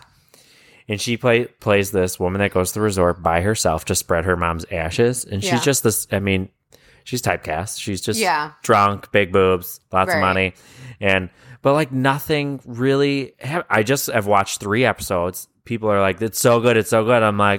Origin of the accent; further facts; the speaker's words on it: Canada; I have a memory from my childhood, like I'm from Canada.